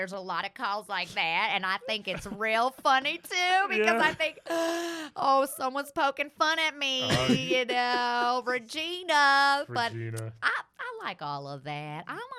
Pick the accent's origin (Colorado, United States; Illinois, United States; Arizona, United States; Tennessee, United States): Tennessee, United States; Memphis; Actually, I grew up right around Memphis.